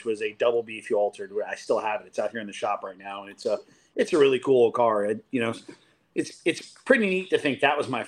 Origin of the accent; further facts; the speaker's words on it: Central Illinois, United States; moved away as an adult; also born or lived in Chicago, United States; I'm originally from Central Illinois, so only an hour and a half away from the St. Louis track